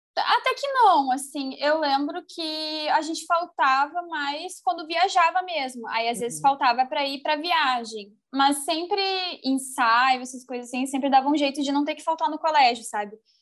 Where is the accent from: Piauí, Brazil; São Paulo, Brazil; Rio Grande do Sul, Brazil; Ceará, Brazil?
Rio Grande do Sul, Brazil; also born or lived in Porto Alegre; eu sou aqui do Rio Grande do Sul